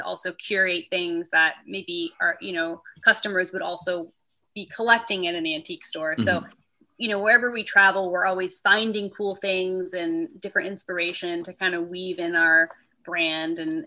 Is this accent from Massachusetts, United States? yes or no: yes; Massachusetts, United States; moved away; also born or lived in California; I grew up in Massachusetts, but I moved out west. I lived in California